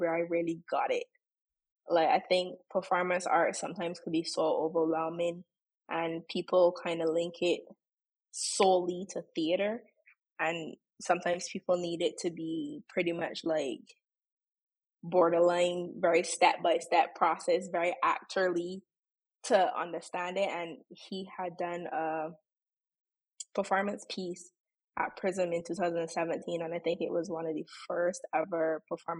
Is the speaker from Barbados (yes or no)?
yes; Saint James, Barbados; Growing up in Barbados was great, to the point that even now as an adult, I don't think I'll ever want to live anywhere else